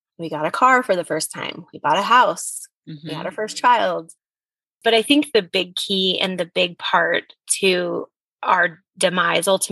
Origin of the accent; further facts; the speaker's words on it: United States; I was from the States.